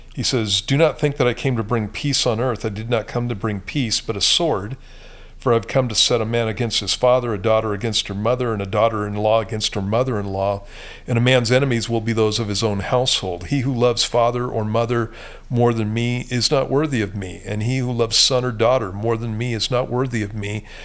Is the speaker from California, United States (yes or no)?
yes; Southern California, United States; moved away; I grew up in Southern California, and that's where I got saved at.